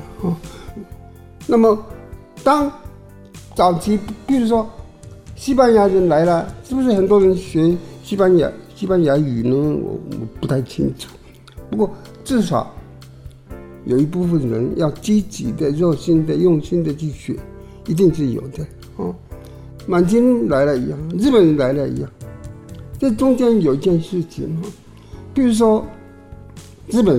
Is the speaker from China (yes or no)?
no; Taiwan; 对台湾的感情，这是我我认为很自然的啦，因为我身为台湾人。自然的有台湾感情